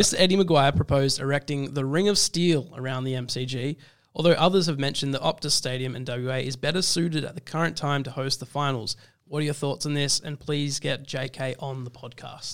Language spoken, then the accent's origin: English; South Africa; as a South African person.